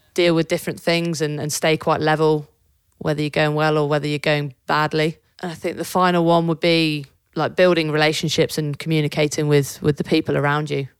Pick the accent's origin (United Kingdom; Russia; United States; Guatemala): United Kingdom; Devon, South West England; I grew up in Devon